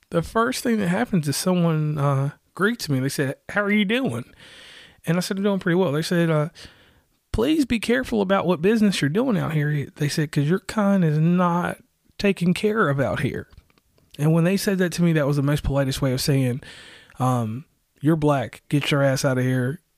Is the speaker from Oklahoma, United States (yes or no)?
no; West Virginia, United States; from West Virginia